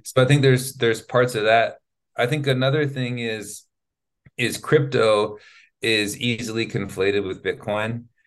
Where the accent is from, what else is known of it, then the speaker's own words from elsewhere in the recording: Sacramento, California, United States; first language English; moved away as an adult; now in Spain; I'm from California, I'm from Sacramento. And so to be from Sacramento, California, to be born there